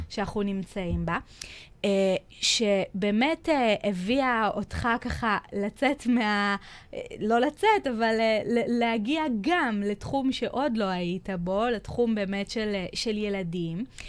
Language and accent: Hebrew; Israel; אנחנו כישראלים